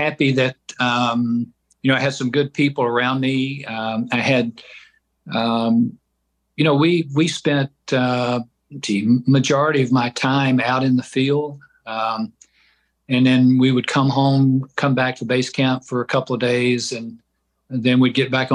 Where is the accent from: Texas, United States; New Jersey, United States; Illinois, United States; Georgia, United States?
Georgia, United States; I grew up in Georgia